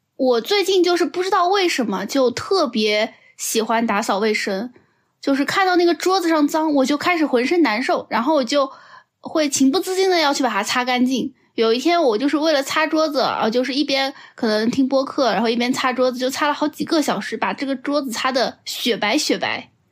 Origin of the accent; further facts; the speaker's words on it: Shanghai, China; 这个冰箱在二零二二年可是救了我们上海人老命啊